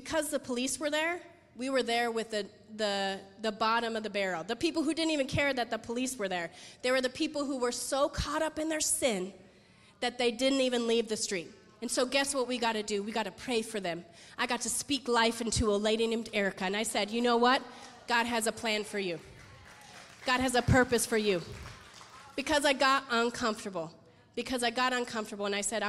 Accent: Las Vegas, Nevada, United States; I'm from Las Vegas, so I've seen a lot of depravity.

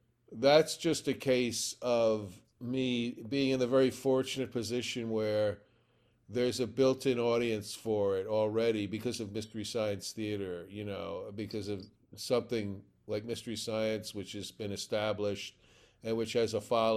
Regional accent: New York City, New York, United States; I mean, I grew up in New York City, and there were at least five full-time revival houses, movie theaters

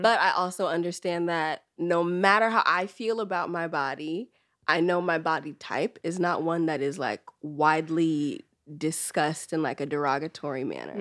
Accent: the Bay Area, California, United States; also born or lived in Trinidad and Tobago (ancestry); I'm from the Bay

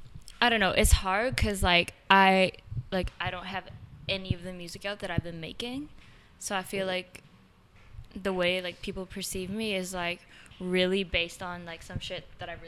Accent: Vancouver, British Columbia, Canada; born or raised there

